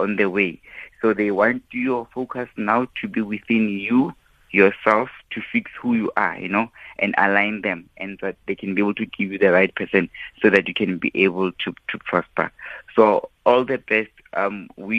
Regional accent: Mabopane, Gauteng, South Africa; from my hometown

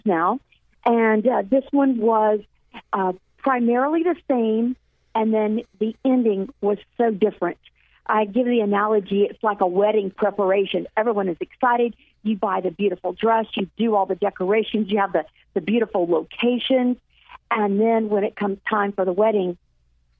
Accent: Apopka, Florida, United States; moved away as an adult; now in Oklahoma, United States; growing up in Central Florida, going to elementary, junior, and high school, graduating from Apopka High School

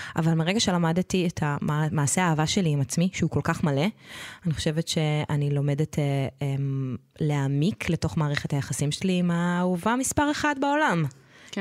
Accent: Israel; אני גדלתי בקיבוץ

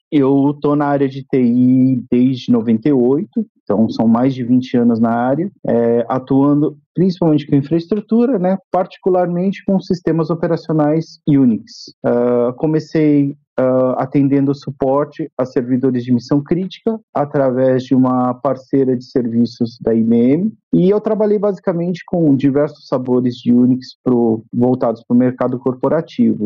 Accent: Campinas, São Paulo, Brazil; moved away as an adult; now in São Paulo, Brazil; eu nasci no interior de São Paulo, eu sou da cidade de Campinas, atualmente moro em São Paulo.

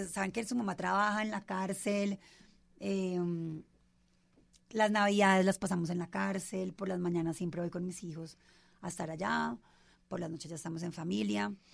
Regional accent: Bogotá, Colombia; also born or lived in Cali; Siempre he vivido aquí en Bogotá

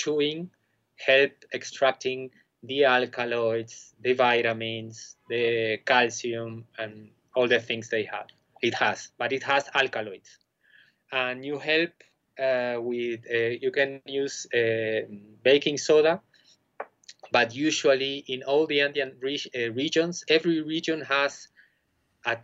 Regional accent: Argentina; moved away as an adult; also born or lived in Buenos Aires; now in Bolivia; I'm originally from Argentina

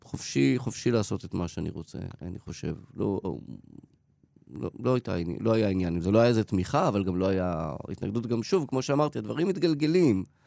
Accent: Haifa, Haifa District, Israel; אני גדלתי בקריית חיים

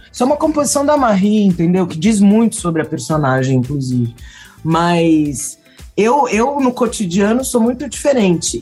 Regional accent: São Paulo, Brazil; eu sou paulista, paulistana da gema

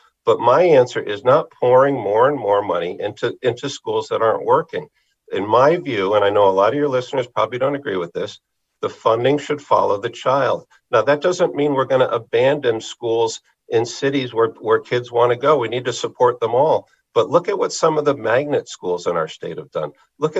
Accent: New Haven, Connecticut, United States; I grew up in New Haven. We had to move out because the school, we couldn't go to the public schools.

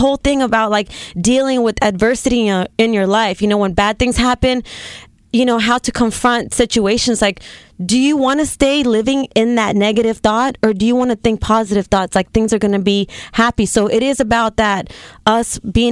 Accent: Houston, Texas, United States; moved away; I usually go back to Texas with my family in Houston, and I'm just like, all right, this is my family. I'm from Texas. I'm Mexican American.

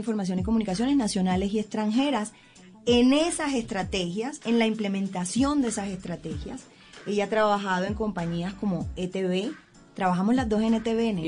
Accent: Colombian Caribbean coast, Colombia; como decimos las costeñas

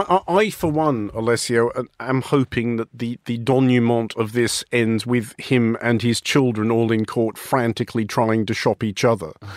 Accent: Australia; as an Australian

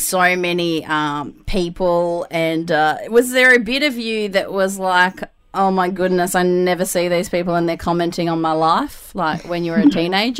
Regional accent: Melbourne, Victoria, Australia; moved away as an adult; now in Newcastle, Australia; I'm originally from Melbourne, and my family's moved to Newcastle now, so we don't see our extended family. Yes. But up until six years ago, whenever I lived in Melbourne

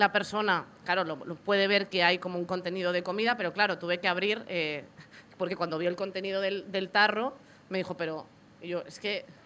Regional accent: Galicia, Spain; moved away as an adult; yo o sea, soy de Galicia, me

